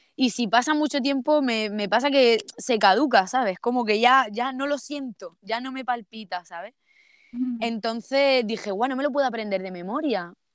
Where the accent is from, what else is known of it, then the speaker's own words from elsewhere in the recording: Almería, Andalusia, Spain; accent: Andalusian; also born or lived in Seville; yo soy de Almería, pero lo estudié en Sevilla